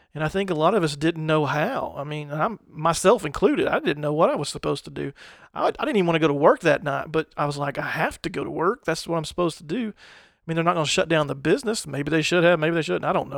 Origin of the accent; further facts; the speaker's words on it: United States; growing up in the United States